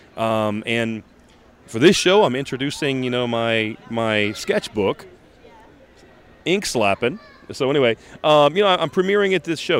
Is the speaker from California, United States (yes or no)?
no; Biloxi, Mississippi, United States; I'm from Biloxi, Mississippi, and uh, and for me, this is this is my local show